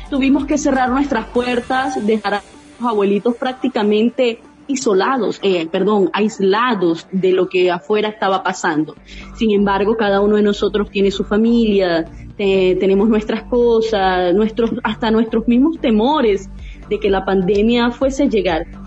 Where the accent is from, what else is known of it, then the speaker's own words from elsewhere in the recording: Venezuela; now in Brazil; Extraño ese sentir de familia, que tú estás en Trujillo, otro en Caracas, y gritar, oye, somos venezolanos.